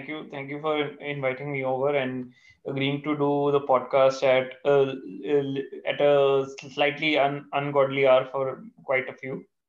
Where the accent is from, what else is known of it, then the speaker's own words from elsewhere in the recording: India; being an Indian, I'll have to be supporting India.